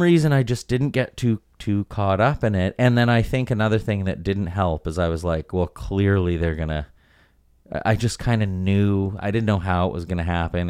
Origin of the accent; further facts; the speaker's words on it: White Rock, British Columbia, Canada; also born or lived in Vancouver; growing up, like, right on the beach in White Rock